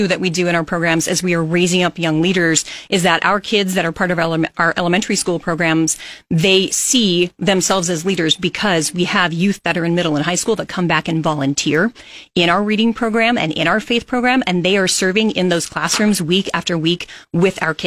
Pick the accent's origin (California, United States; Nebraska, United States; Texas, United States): Nebraska, United States; Kearney; now in Lincoln, United States; I'm not actually from Lincoln. I'm from Kearney.